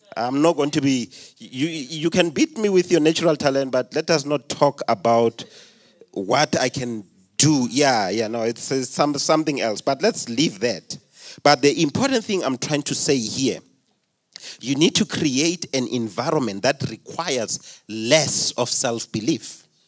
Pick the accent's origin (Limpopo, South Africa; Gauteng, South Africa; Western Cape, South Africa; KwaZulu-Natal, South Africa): Limpopo, South Africa; I come from Limpopo